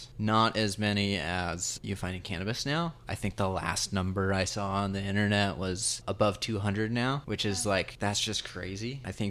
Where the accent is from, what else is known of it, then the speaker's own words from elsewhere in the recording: Nevada, United States; We're not from Arizona. Nevada.